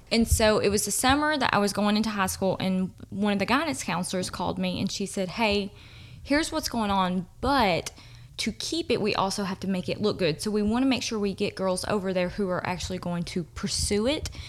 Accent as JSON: {"language": "English", "town": "Livingston", "region": "Tennessee", "country": "United States", "said": "So, I'm from Livingston and if you don't know that TCAT, which is Tennessee College of Applied Technology, is like right across the road."}